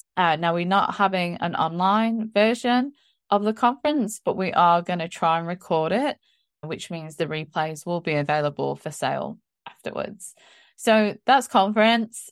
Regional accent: England, United Kingdom; moved away; being English and being a Christian

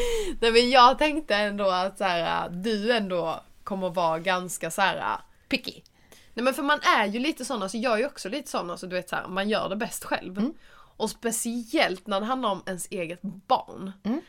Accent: Skåne, Sweden; moved away; hälsa på min familj. Och bara vara hemma i Skåne

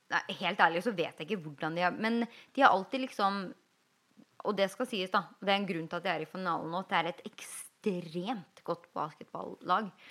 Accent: Norway; now in Los Angeles, United States

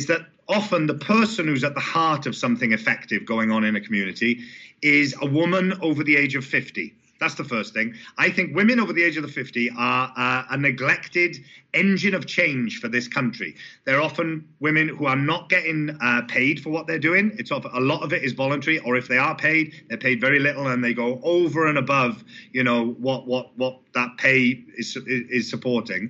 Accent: Port Talbot, Wales, United Kingdom; coming from the sort of background that I come from Port Talbot and the South Wales communities there

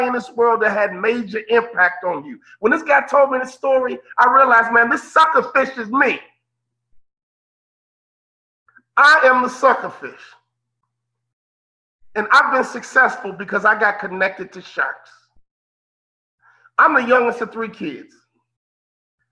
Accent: Chicago, Illinois, United States; I'm from Chicago, Midwest guy

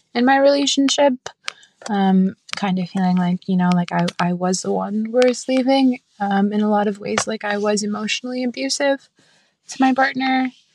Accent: Massachusetts, United States; I'm twenty-eight and I'm from Massachusetts.

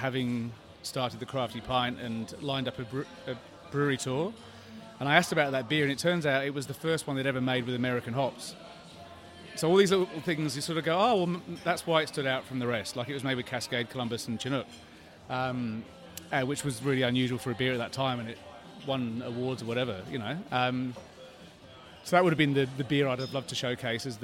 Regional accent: England, United Kingdom; now in Australia; despite the accent, I have two Scottish parents, but I was born in England and they brought me up to be Scottish.

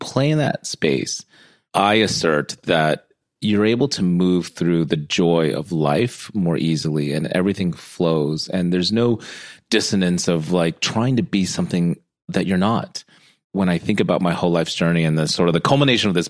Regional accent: United States; I'm American born, half Filipino, half Guamanian

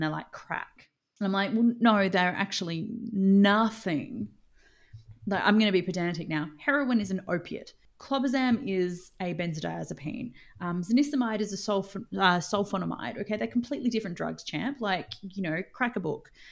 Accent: Australia; as an Australian

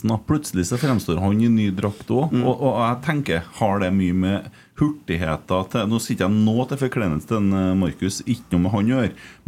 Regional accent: Ålesund, Møre og Romsdal, Norway; Samvirkedaget hjemme i Ålesund.

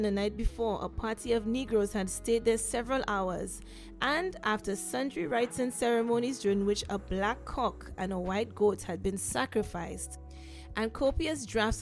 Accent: St. Lucia; I'm from St. Lucia

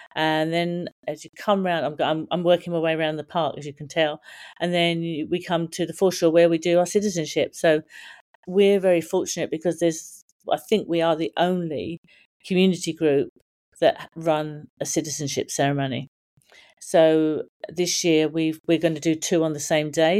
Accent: Brighton, South East England, United Kingdom; also born or lived in Cork; now in Sydney, Australia; Me and my four sisters were all born, um, down south, so we were all sort of Brighton area, so we all come from the Brighton area

